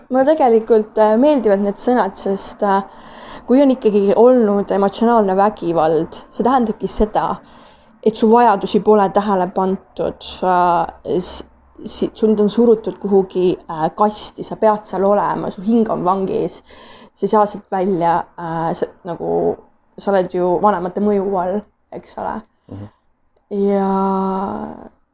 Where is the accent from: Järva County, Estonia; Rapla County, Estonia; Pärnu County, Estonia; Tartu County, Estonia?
Tartu County, Estonia; Tartu; ma tulen äh, Tartust, et äh, olen seal pool elu vähemalt elanud